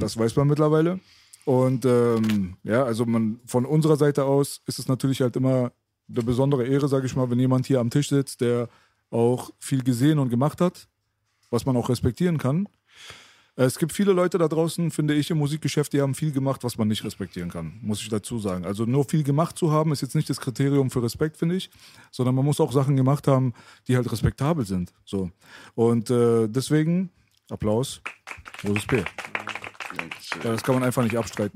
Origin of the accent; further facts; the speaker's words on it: Berlin, Germany; also born or lived in Friedenau / Lankwitz; Ich bin in Kreuzberg auf, aufgewachsen